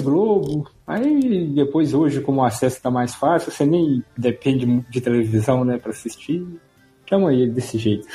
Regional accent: Minas Gerais, Brazil; Sou de Minas

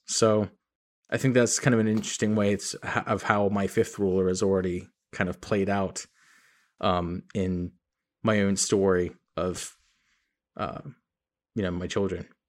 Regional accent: England, United Kingdom; now in United States; I was born in England.

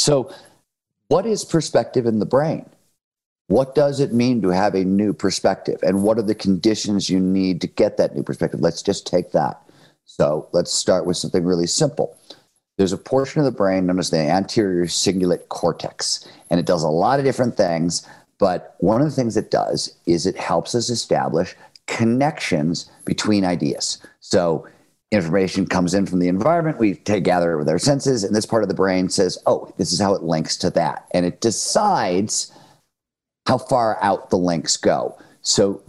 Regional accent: Cleveland, Ohio, United States; I grew up in Cleveland, Ohio in the 1970s

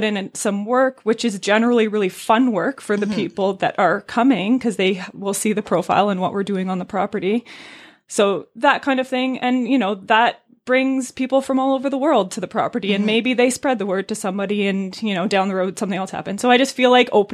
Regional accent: Brooke Valley, Ontario, Canada; I grew up in Brook Valley

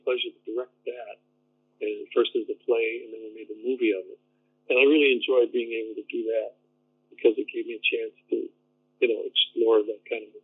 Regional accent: Chicago, Illinois, United States; moved away as an adult; now in California, United States; growing up in Chicago

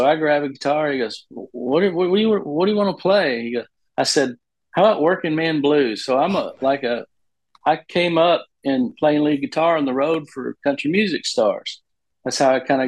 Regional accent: Nashville, Tennessee, United States; moved away as an adult; I grew up in Nashville. My dad moved us here in 1973 and I was 10 years old

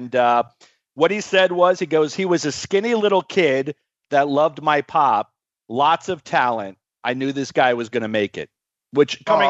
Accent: Florida, United States; growing up in Florida

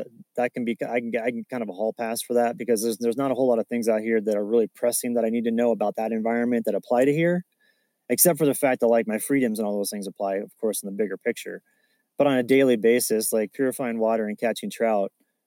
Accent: Kansas, United States; I grew up in Kansas

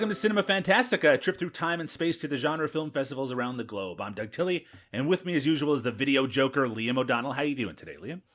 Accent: Newfoundland and Labrador, Canada; growing up in Newfoundland

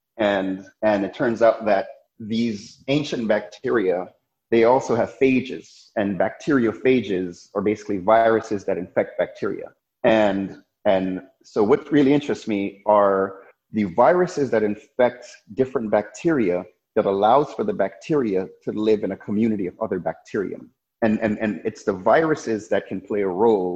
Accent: New York City, New York, United States; also born or lived in Jamaica / Rochester, New York / Manhattan, New York / France; I was born in Jamaica. My family moved here when I was about 6 years old. Then I grew up in Brooklyn, New York

